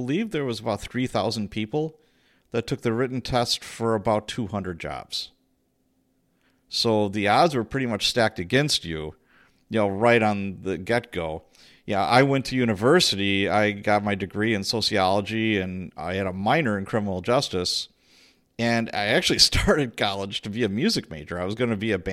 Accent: Chicago, Illinois, United States; moved away; also born or lived in Milwaukee; When I was a kid, I grew up in Chicago, Illinois.

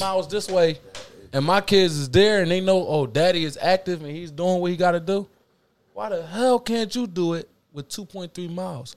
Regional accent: Philadelphia, Pennsylvania, United States; I'm from Philly

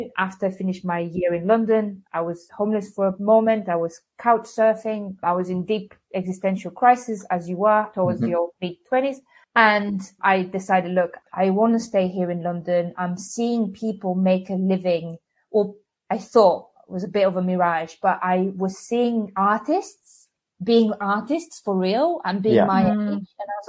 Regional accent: Algeria; also born or lived in Bulgaria / Tunisia / Spain / France; I was born in Bulgaria and grew up in North Africa, Algeria, and Tunisia before moving to Spain, where, as I normally say, I became a person there because it was by teens.

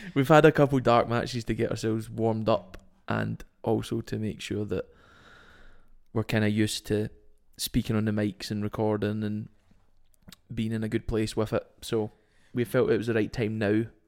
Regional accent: Scotland, United Kingdom; we are Scottish

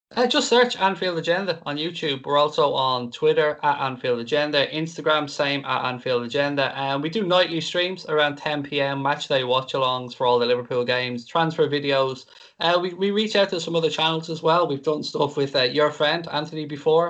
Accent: Ireland; I'm Irish

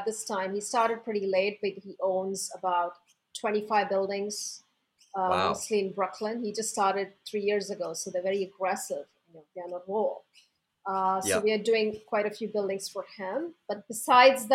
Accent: Mumbai, Maharashtra, India; moved away as an adult; now in New York, United States; I grew up in Mumbai

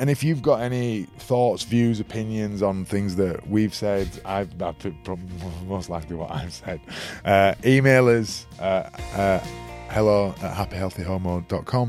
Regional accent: Leeds, Yorkshire and the Humber, United Kingdom; I'm from Leeds

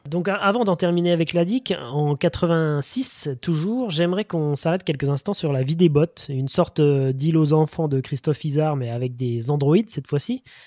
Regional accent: France; chez nous en France

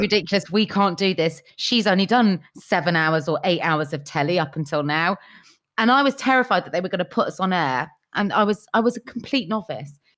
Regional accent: Cheltenham, South West England, United Kingdom; now in London, United Kingdom; I was from Cheltenham.

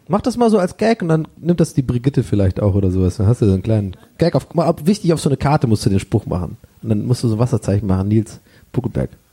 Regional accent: Swabia, Germany; moved away; bei uns im Schwabenland hat jeder immer so einen schönen Keller

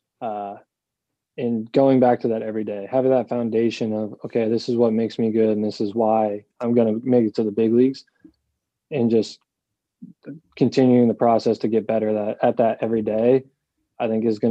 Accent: Rhode Island, United States; my hometown in Rhode Island

